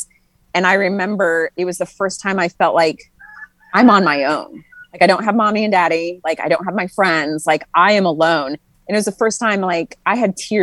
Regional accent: Tularosa, New Mexico, United States; moved away as an adult; I am from a really small town called Tularosa, New Mexico.

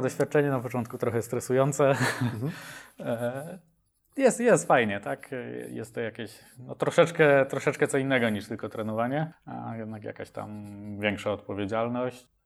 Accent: Mielec, Subcarpathian Voivodeship, Poland; now in Kraków, Poland; ja pochodzę z, e, z Podkarpacia, z mniejszego miasta Mielec, później po przeprowadzce do Krakowa

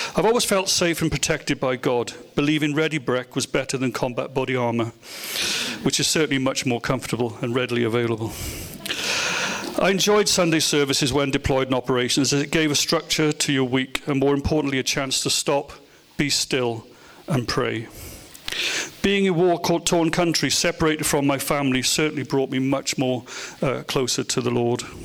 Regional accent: Welsh, Wales, United Kingdom; in my case, baptized, being Welsh

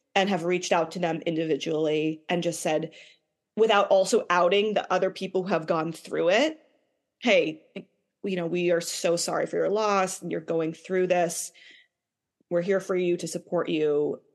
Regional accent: Boston, Massachusetts, United States; I grew up in the Boston area.

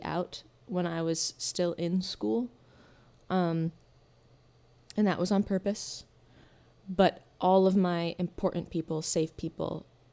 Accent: Hastings, Michigan, United States; I grew up in Southwest Michigan, in Hastings, Michigan.

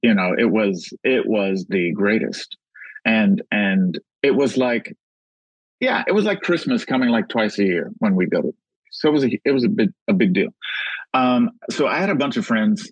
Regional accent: Los Angeles, California, United States; I grew up in South Central.

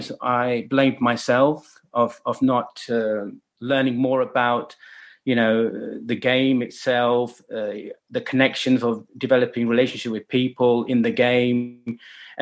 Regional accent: Leicester, East Midlands, United Kingdom; also born or lived in China; Leicester is where I grew up and born

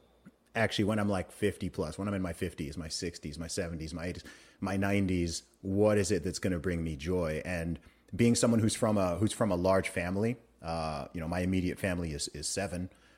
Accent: Saudi Arabia; my mom had five kids and then she went and we grew up in Saudi Arabia, right?

